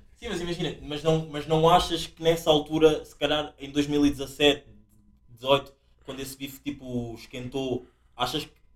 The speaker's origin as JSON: {"language": "Portuguese", "country": "Angola", "tie": "born or raised there", "moved": "yes", "said": "eu encontro o meu lado africano angolano, porque eu nasci em África, Angola"}